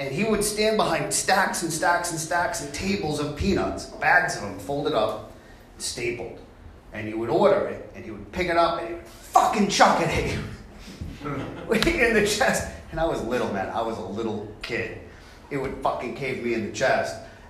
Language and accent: English; Boston, Massachusetts, United States; I'm from Boston